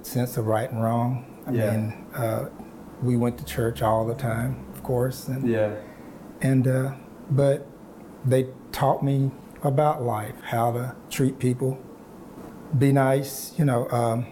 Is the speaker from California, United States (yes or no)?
no; small town east of Dallas, Texas, United States; I am from Texas. I was born in a small town east of Dallas. And first few years of my life, I lived with my grandparents.